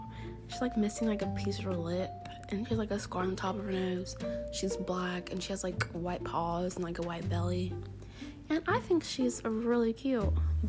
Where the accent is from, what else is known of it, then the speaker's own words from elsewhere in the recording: Delaware, United States; because I'm like from Delaware and my grandma lives in Delaware